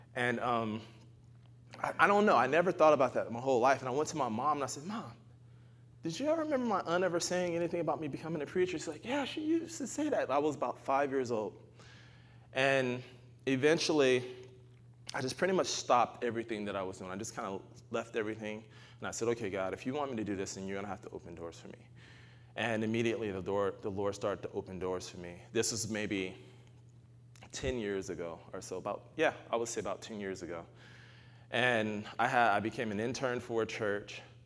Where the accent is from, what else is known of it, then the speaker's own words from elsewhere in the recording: United States; also born or lived in Arkansas; I'm American.